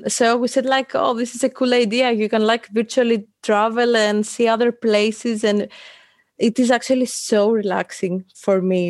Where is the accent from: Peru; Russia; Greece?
Greece; Athens, Attica; I come from Athens, Greece.